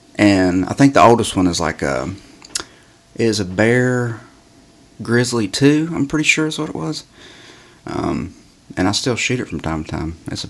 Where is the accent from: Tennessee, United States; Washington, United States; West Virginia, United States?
West Virginia, United States; moved away; I grew up in West Virginia.